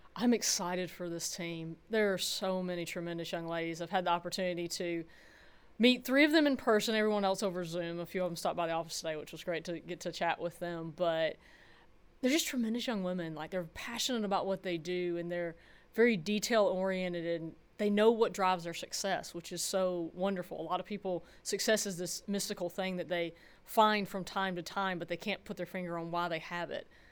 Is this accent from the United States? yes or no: yes; Georgia, United States; moved away as an adult; also born or lived in California; growing up in Georgia in ninety-six